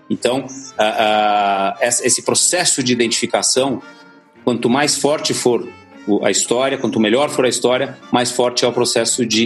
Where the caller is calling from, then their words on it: São Paulo, Brazil; de São Paulo.